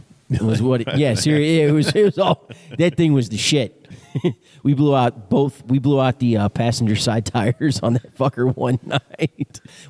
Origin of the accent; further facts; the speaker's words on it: Texas, United States; moved away; I didn't grow up here. I grew up in Texas, is where I was born and raised at.